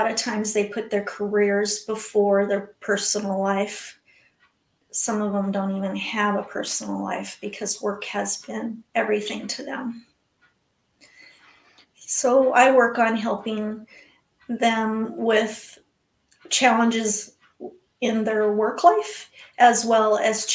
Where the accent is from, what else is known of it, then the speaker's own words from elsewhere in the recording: Tucson, Arizona, United States; now in Mesa, United States; Well, I live in Arizona, in Mesa, Arizona, which is outside of Phoenix, but I grew up in Tucson, Arizona.